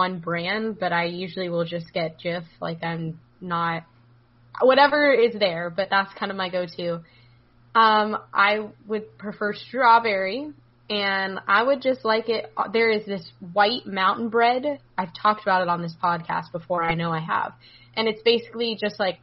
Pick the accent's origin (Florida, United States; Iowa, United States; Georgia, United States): Florida, United States; growing up in Florida, a lot of my classmates and people that I grew up with were either Dolphins fans, Bucks fans, or Jaguars fans